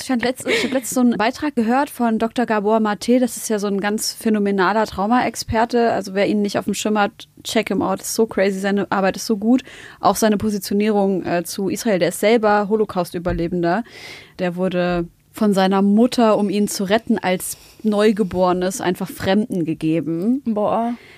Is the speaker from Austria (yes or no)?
no; Germany; ich bin in Deutschland geboren